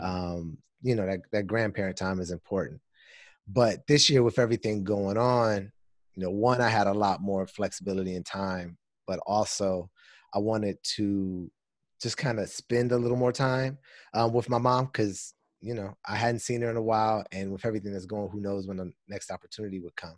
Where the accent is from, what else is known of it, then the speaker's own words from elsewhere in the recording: Pasadena, California, United States; moved away as an adult; now in Washington, D.C., United States; I'm originally from California, Pasadena